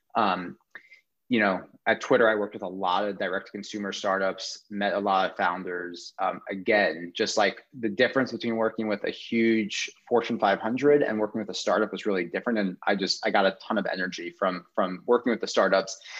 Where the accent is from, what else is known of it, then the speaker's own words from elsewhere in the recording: New York, United States; I'm from New York